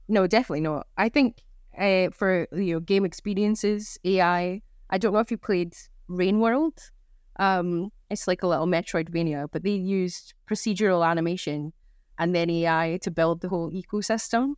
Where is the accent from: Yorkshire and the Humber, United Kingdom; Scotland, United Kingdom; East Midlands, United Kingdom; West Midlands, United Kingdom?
Scotland, United Kingdom; I'm Scottish